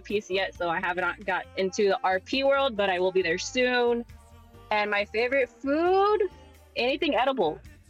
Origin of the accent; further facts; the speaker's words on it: California, United States; I'm from California, born and raised.